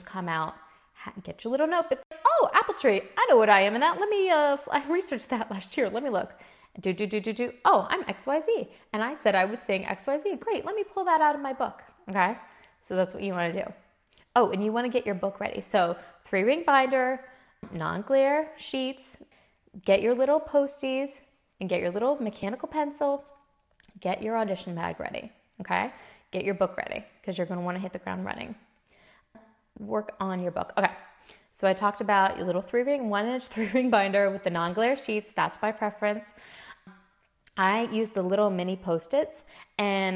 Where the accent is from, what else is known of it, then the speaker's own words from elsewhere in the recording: Midwest, United States; I'm from the Midwest